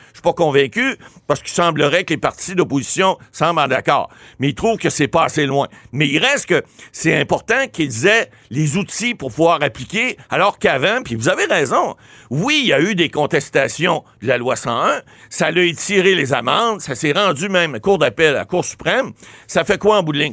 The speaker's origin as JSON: {"language": "French", "town": "Ottawa", "region": "Ontario", "country": "Canada", "tie": "born or raised there", "said": "Je suis natif d'Ottawa"}